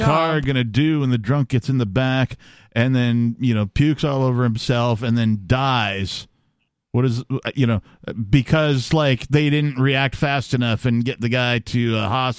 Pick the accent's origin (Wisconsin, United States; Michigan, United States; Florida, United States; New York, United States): Wisconsin, United States; moved away; also born or lived in Minneapolis, Minnesota; I grew up in Wisconsin, I lived in Minneapolis, yes.